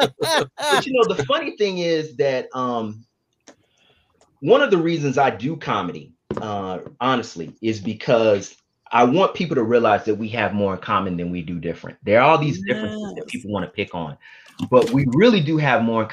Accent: Mississippi, United States; moved away; also born or lived in Los Angeles; I'm from Mississippi

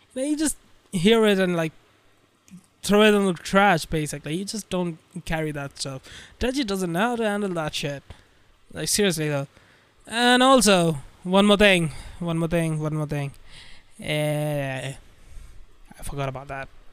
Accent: India; I'm uh, Indian

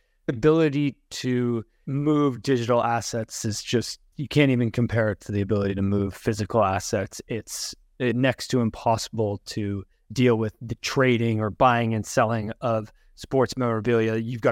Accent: Toronto, Ontario, Canada; I grew up in Toronto during the dull days of us thinking we were the best and then never actually doing very well, which continues to be the case, to be honest. And now I'm closer to Vancouver on the West Coast.

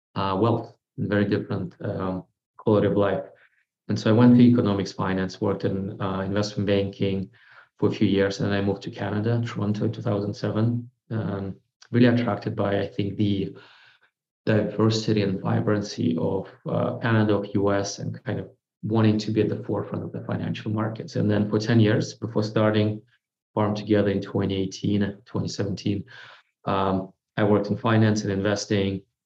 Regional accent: Moscow, Russia; moved away; born and raised in Russia, grew up in Moscow

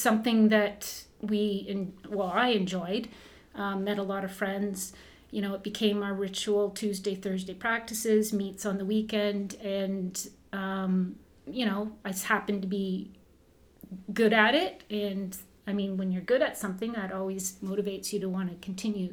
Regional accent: Burlington, Ontario, Canada; also born or lived in Kirkland Lake / Moosonee; when we moved to Southern Ontario. I grew up in Burlington

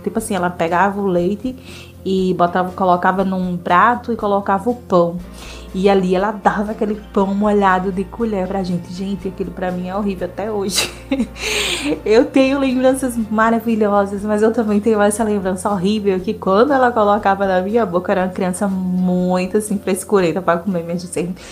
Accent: Northeast Region, Brazil; eu sou nordestina

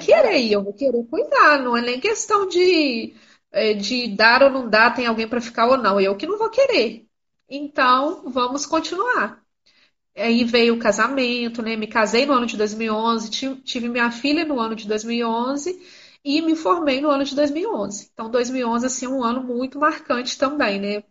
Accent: Miraí, Minas Gerais, Brazil; Eu sou de Minas Gerais

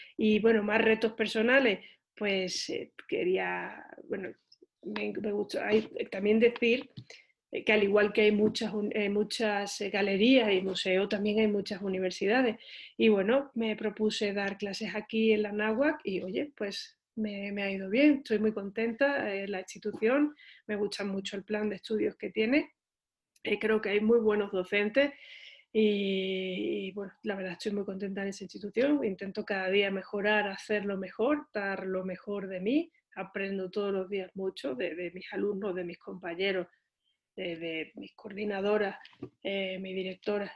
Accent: Seville, Andalusia, Spain; moved away as an adult; now in Mexico; soy de Sevilla, es una ciudad ubicada al sur de España.

